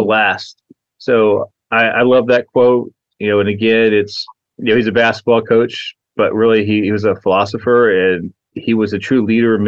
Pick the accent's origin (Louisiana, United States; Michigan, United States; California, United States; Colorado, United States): California, United States; Imperial Valley, Southern; also born or lived in Charleston, West Virginia; I was born in Charleston, West Virginia. I was there until about 8 years old. Then I moved to the Southern California desert of the Imperial Valley.